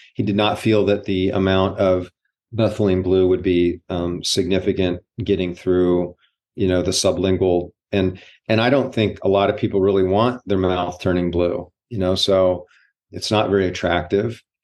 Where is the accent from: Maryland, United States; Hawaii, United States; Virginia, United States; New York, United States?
Hawaii, United States; growing up in Hawaii